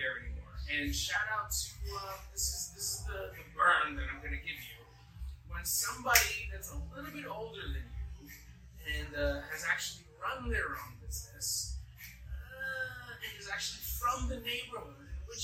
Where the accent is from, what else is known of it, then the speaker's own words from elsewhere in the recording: Boston, Massachusetts, United States; moved away; I'm from Boston